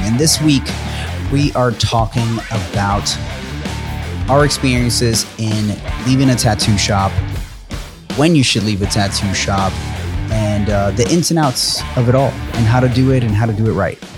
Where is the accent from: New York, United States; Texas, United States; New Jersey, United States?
New York, United States; I'm from New York